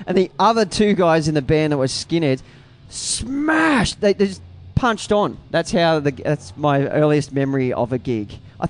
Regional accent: Sunshine Coast, Queensland, Australia; also born or lived in Sydney / Melbourne; now in Phillip Island, Australia; I'm a Sunshine Coast boy from way back.

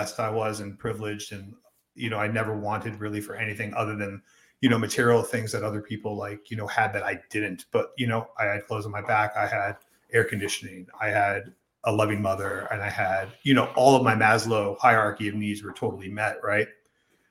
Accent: Silver Spring, Maryland, United States; I was born in Silver Spring, Maryland, mm-hmm. at Holy Cross Hospital on February 27th, 1982.

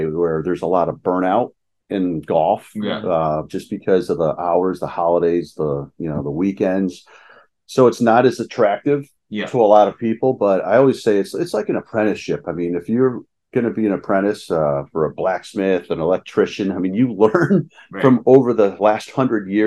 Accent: Wallingford, Connecticut, United States; Steve Berkmeyer's head pro in my hometown at Wallingford

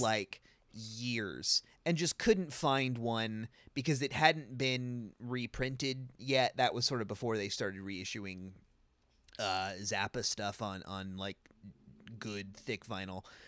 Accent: California, United States; as a Californian

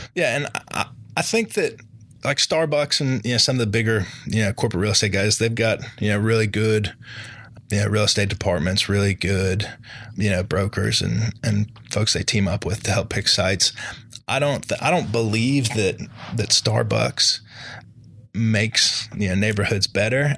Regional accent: Charlotte, North Carolina, United States; I grew up here in Charlotte

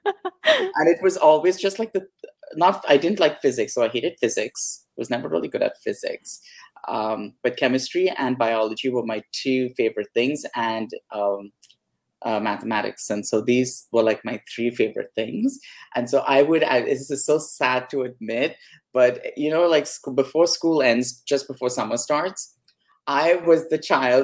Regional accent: Mumbai, Maharashtra, India; now in California, United States; I grew up in Bombay, which is called Mumbai now.

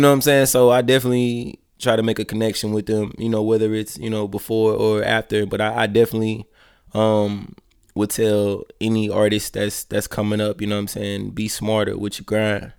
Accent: Columbus, Georgia, United States; moved away as an adult; also born or lived in Daytona, Florida / Atlanta, Georgia; I'm from Columbus, Georgia.

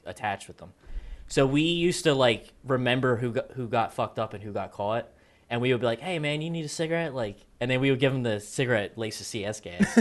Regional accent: East Coast, United States; I'm from the East Coast

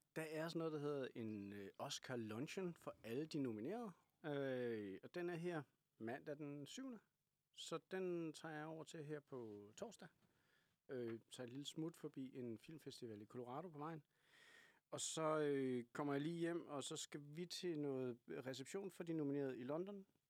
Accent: Kalundborg, Zealand, Denmark; accent: Kalundborg jysk; Jeg kommer fra Kalundborg

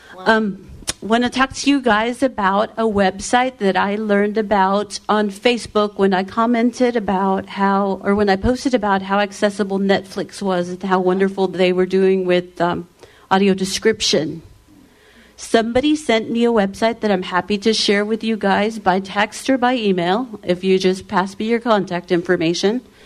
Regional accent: Texas, United States; I'm from Texas, in case you guys didn't know. 214 Dallas.

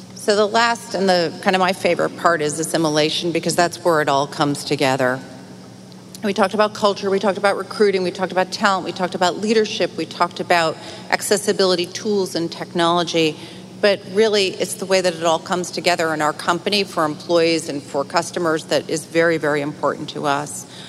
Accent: Utica, New York, United States; now in New York City, United States; I grew up outside of Utica

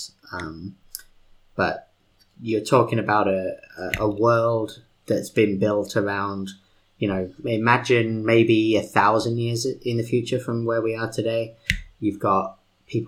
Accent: United Kingdom; accent: British; my British accent

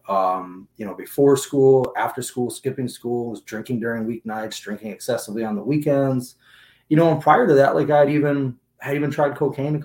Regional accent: Agawam, Massachusetts, United States; now in Seattle, United States; I am originally from Western Massachusetts, a little place called Agawam. Grew up out there

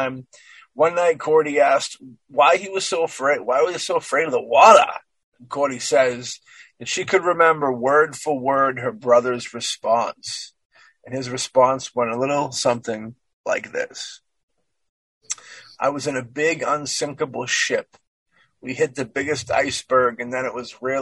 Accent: Ireland; I'm an Irishman

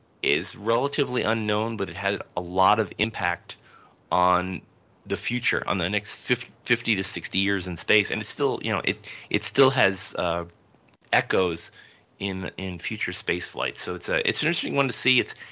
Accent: Elizabeth, New Jersey, United States; Thomas Mitchell, who comes from my hometown of Elizabeth, New Jersey.

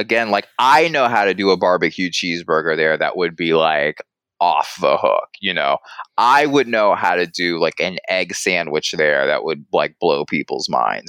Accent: the South, United States; again, I'm from the South, so let me preface with that.

